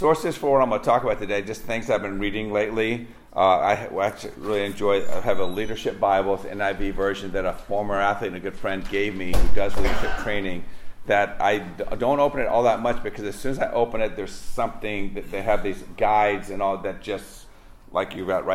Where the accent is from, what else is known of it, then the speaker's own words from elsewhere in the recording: Virginia, United States; I grew up with Confederate flags and a love of the South and that lost cause story growing up in Virginia